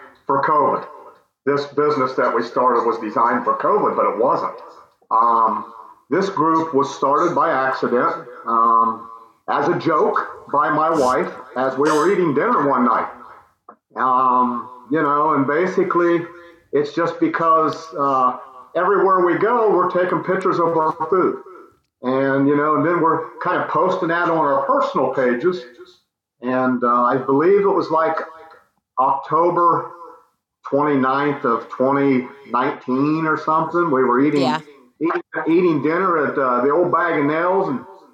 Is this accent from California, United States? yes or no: no; Licking County, Ohio, United States; I'm just a local Licking County native. I was born and raised in Licking County and been around here all my life